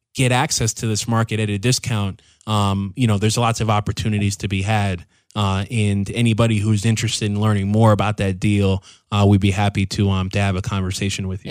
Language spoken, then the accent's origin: English; Waltham, Massachusetts, United States; moved away as an adult; now in Loja, Ecuador; my hometown back in, in Massachusetts, Waltham.